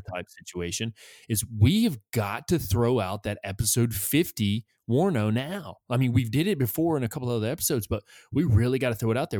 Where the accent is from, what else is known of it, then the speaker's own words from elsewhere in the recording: New England, United States; I'm from New England.